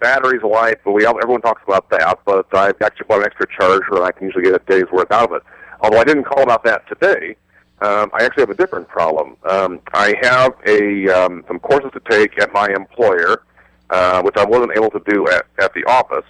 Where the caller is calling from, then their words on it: Phoenix, Arizona, United States; Phoenix, Arizona.